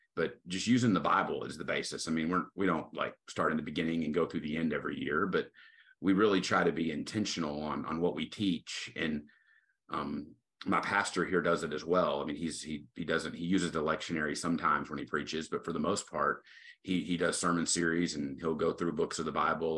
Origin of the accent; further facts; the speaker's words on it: Tyler, Texas, United States; I'm originally from Tyler, Texas, so I'm serving back home. Uh, grew up here